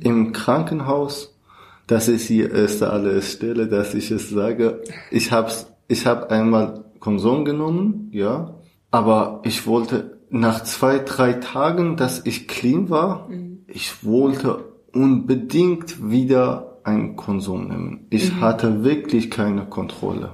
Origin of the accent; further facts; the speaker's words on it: Kurdistan, Iran; German is a second language; moved away as an adult; now in Germany; Ich komme aus dem Iran. Ich bin eigentlich Kurder und seit 2016 bin ich nach Deutschland angekommen.